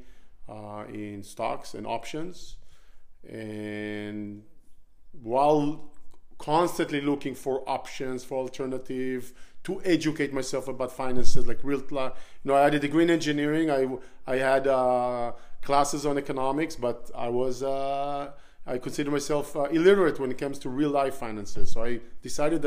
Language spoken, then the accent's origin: English; Israel; moved away; So I was born in Israel, born and raised in Israel. I spent all my childhood growing up there